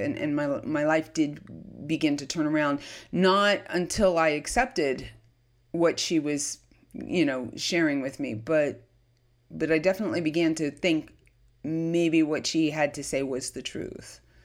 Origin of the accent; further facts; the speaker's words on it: Lakewood, New Jersey, United States; I was born in, of all places, despite my story, Lakewood, New Jersey